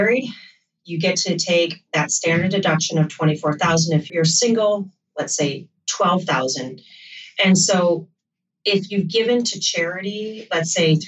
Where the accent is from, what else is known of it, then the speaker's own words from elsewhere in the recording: Michigan, United States; now in New York City, United States; I'm from Michigan, where this doesn't hit as hard. Where I grew up, I think my parents' real estate taxes might have been, you know, $4,000 a year. We lived out in the country